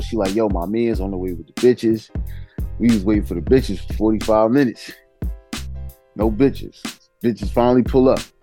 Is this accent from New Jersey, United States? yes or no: yes; New Jersey, United States; I'm from Jersey.